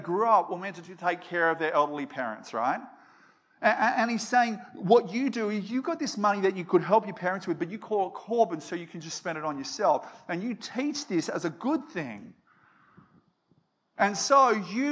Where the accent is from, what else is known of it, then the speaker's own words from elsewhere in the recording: Australia; I'm half Danish, I'm half Aussie